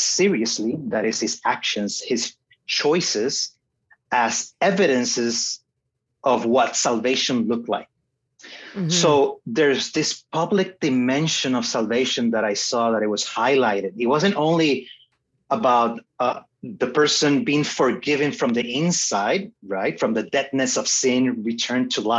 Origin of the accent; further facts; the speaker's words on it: Puerto Rico; I was born and raised in Puerto Rico